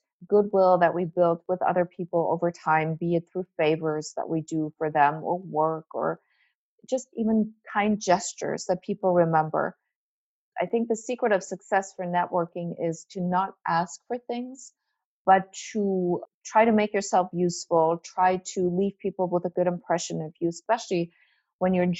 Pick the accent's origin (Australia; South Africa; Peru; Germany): Germany; English is a second language; moved away as an adult; now in United States; I'm not American, but I'm not really German. I'm the German who lives in America.